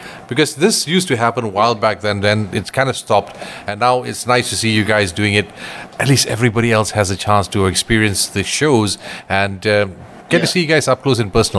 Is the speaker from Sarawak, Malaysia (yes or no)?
no; Ipoh, Perak, Malaysia; moved away; when I was growing up in Ipoh